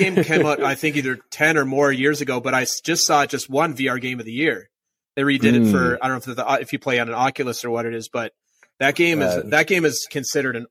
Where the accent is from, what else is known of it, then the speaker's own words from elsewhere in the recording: Minnesota, United States; moved away; I'm from Minnesota originally